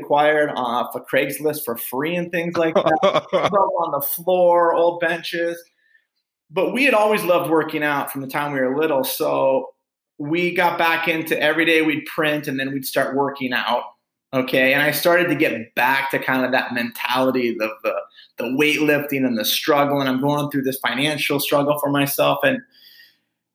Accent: Phoenix, Arizona, United States; my brother and I grew up here in West Phoenix, kind of a blue collar upbringing

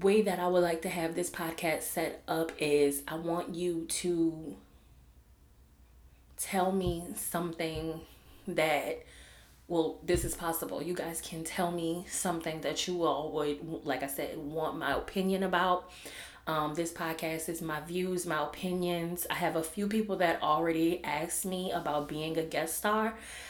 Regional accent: New Orleans, Louisiana, United States; Growing up in New Orleans

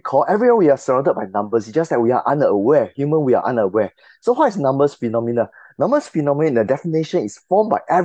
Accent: Singapore; I'm from Singapore.

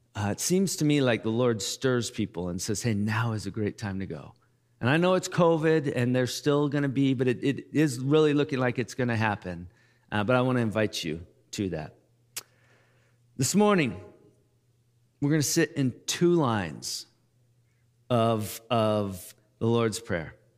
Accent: United States; we're American

